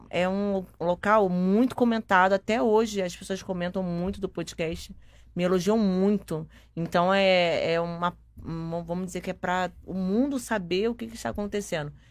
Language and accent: Portuguese; Rio de Janeiro, Brazil; E eu que sou carioca, né? A gente carioca não aguenta o frio.